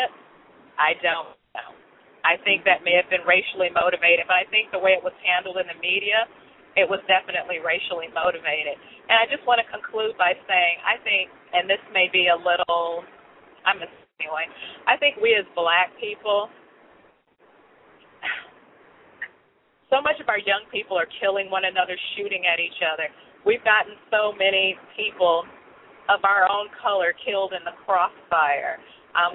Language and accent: English; Chicago, Illinois, United States; moved away; I grew up in Chicago and in other areas where I had to fight a lot.